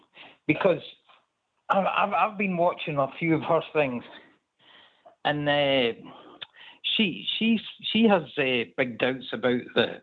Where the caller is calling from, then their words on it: Stirling, Scotland, United Kingdom; I'm in Scotland.